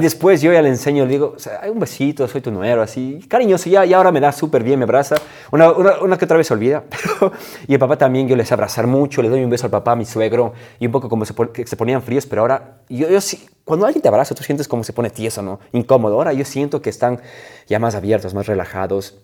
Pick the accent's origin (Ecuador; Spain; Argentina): Ecuador; moved away as an adult; en mi país nunca damos la mano a una mujer